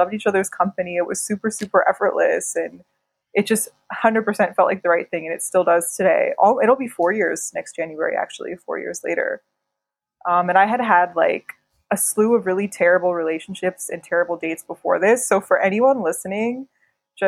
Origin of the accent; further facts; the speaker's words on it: Pittsburgh, Pennsylvania, United States; moved away as an adult; also born or lived in New York, United States; now in New Delhi, India; I grew up in Pittsburgh, Pennsylvania